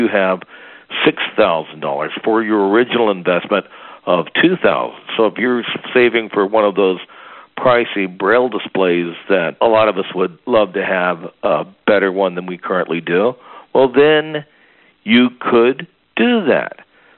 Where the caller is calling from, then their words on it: Medford, Oregon, United States; I'm calling from Medford, Oregon, and that is a town in southern Oregon.